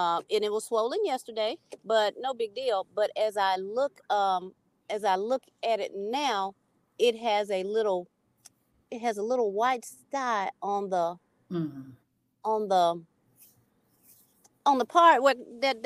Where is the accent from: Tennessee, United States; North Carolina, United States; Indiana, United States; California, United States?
Tennessee, United States; Memphis; I am from South Memphis, so I am on Lamar.